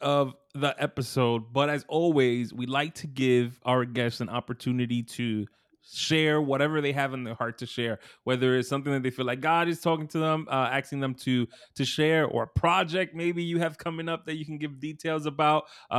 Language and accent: English; Brooklyn, New York, United States; you're from Newark, I'm from Brooklyn.